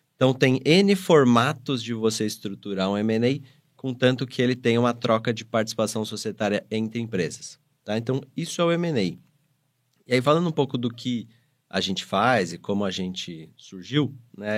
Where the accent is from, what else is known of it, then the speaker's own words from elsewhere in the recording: interior of São Paulo, Brazil; sou do interior de São Paulo. Nasci em São Paulo, cresci no interior e voltei para São Paulo para estudar.